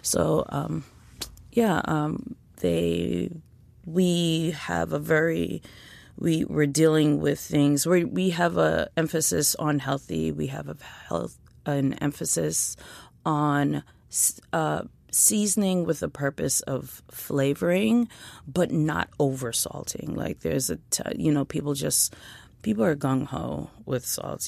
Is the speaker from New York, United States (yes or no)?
yes; New York City, New York, United States; I grew up in East Flatbush, Brooklyn